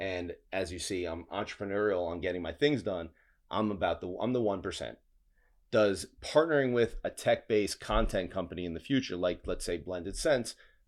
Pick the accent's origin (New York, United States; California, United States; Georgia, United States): New York, United States; Queens